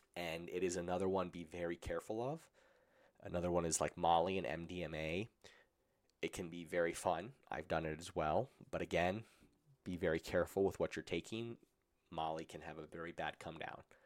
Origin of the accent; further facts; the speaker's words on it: Colorado, United States; I grew up in Colorado where it was legal